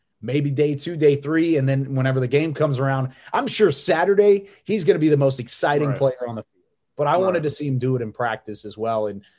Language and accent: English; Waco, Texas, United States; I mean, so I don't know if you knew this, but I grew up in Waco.